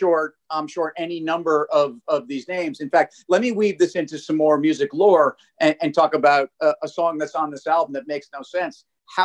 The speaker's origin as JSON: {"language": "English", "town": "New York City", "region": "New York", "country": "United States", "said": "But I'm a New Yorker"}